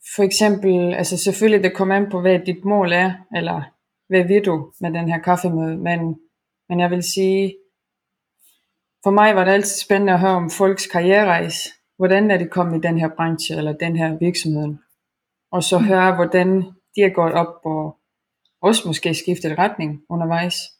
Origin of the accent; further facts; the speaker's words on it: Estonia; now in Denmark; jeg kommer oprindeligt fra Estland